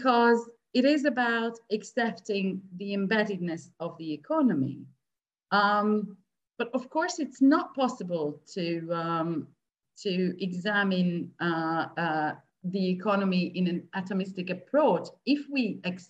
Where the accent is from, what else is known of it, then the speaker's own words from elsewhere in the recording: Hungary; moved away as an adult; also born or lived in Scotland; I'm coming from Hungary, and I had, you know, I had grown up in a socialist state.